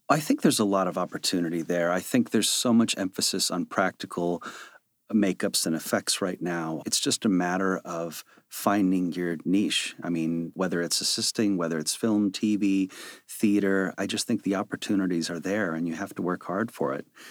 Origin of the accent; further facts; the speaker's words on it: Chicago, Illinois, United States; moved away; I was a kid from Chicago who worked in a video store in high school